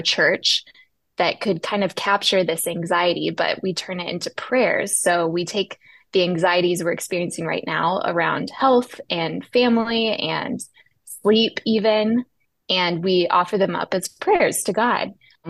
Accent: Texas, United States; moved away as an adult; also born or lived in New York City; I grew up in Texas, and I went to Prestonwood Baptist Church where my parents attended.

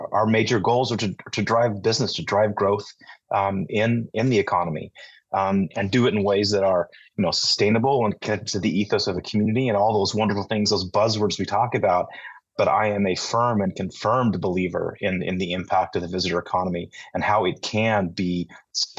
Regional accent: Utah, United States; moved away as an adult; I'm from Utah originally

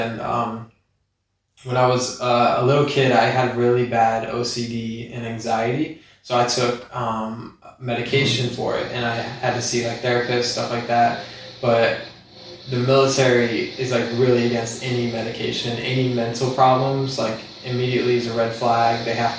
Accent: Ohio, United States; Yeah, Ohio.

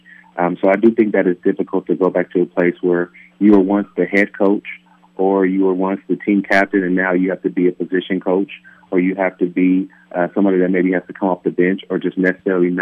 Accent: Palm Bay, California, United States; moved away; building homes back in my hometown of Palm Bay, California

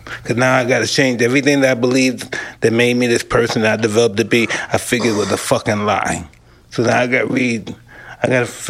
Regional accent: New York City, New York, United States; I came from Brownsville.

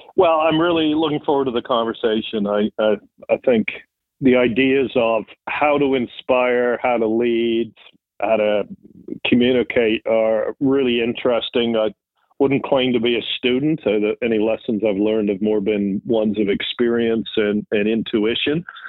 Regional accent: Triplow, East of England, United Kingdom; also born or lived in United States; I was born in the U.S., but we moved pretty quickly back to England, where my mom was from, and lived with my granddad

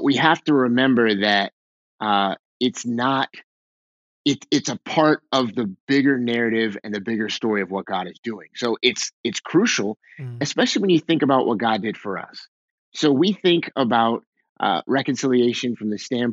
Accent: Waldorf, Maryland, United States; moved away as an adult; also born or lived in Pennsylvania; now in Boston, United States; I grew up in Southern Maryland, just south of DC on the Maryland side by about 30 minutes, a little town called Waldorf.

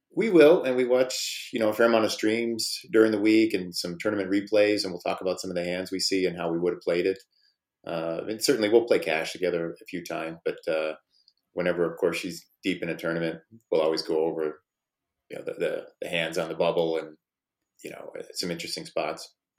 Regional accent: Midwest, United States; I'm from the Midwest

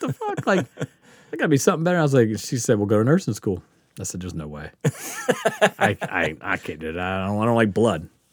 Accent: Biloxi, Mississippi, United States; moved away as an adult; also born or lived in Kansas / Nebraska; now in Portland, United States; growing up on the Gulf Coast where you just, there's always water

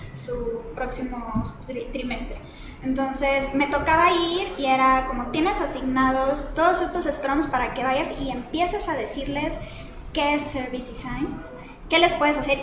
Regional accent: Monterrey, Nuevo León, Mexico; moved away as an adult; now in Mexico City, Mexico; soy de Monterrey, empecé siendo diseñadora gráfica, estudié ahí en el CEDIM

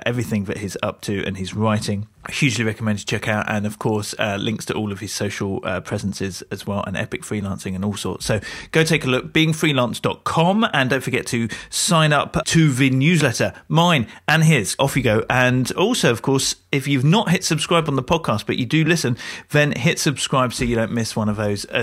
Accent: United Kingdom; as a Brit

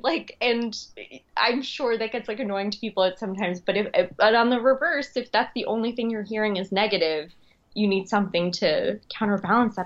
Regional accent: Long Island, New York, United States; also born or lived in Queens, New York; I'm originally from Long Island, uh, and I live in Queens now

